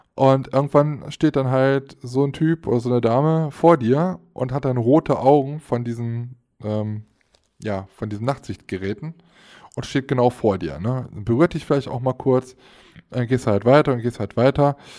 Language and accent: German; Aachen, North Rhine-Westphalia, Germany; Ich als Aachener